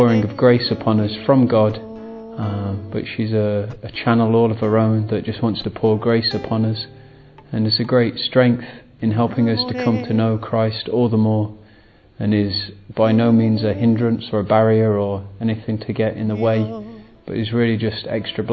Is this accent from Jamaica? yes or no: no; England, United Kingdom; I'm English and age 32